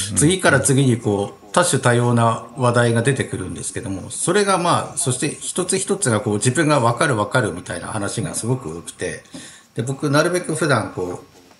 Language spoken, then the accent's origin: Japanese; Tohoku, Japan; 私も東北の生まれ育ちなんで